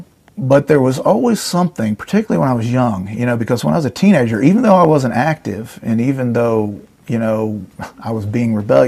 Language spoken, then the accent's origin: English; Georgia, United States; also born or lived in New Jersey; I was born in New Jersey. My parents moved to Georgia, you know, when I was, let's see, 10 years old. So I was pretty much raised in the South in Georgia.